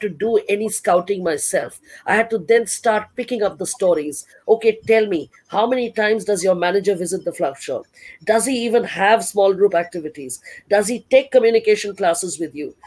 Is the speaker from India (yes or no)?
yes; Delhi, India; moved away as an adult; also born or lived in Odisha; I was from Delhi in a state like Orissa.